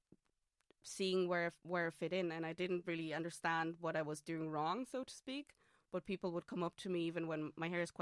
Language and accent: English; Austria; English is a second language; moved away; also born or lived in Hamburg, Germany; So I am Austrian. English is not my first language.